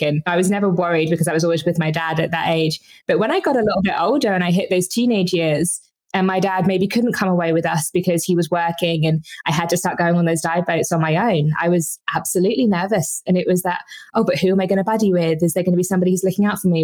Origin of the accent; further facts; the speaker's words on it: Brighton, South East England, United Kingdom; in the UK, I grew up in Brighton.